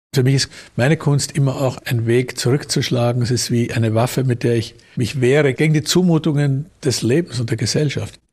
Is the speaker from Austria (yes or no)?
yes; Vienna, Austria; ich bin ja in Wien geboren, habe immer in Wien gelebt, in einem Arbeiterbezirk, im 10. Bezirk.